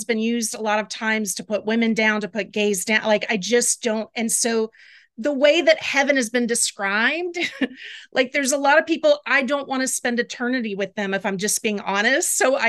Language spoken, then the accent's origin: English; the South, United States; So I grew up in the South and I was never religious.